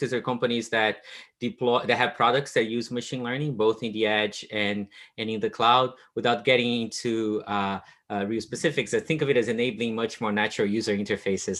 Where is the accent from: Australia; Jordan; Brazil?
Brazil; moved away as an adult; I grew up in Brazil